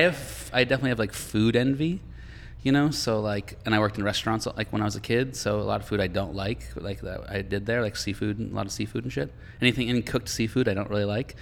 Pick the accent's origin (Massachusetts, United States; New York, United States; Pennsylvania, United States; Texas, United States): Massachusetts, United States; Boston; moved away; I'm from Boston